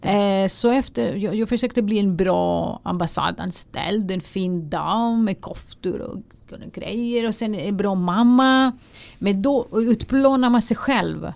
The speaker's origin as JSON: {"language": "Swedish", "country": "Greece", "tie": "born or raised there", "second_language": "Swedish", "moved": "as an adult", "lives_now": "Sweden", "said": "man lever i en, eh, i en grekisk familj"}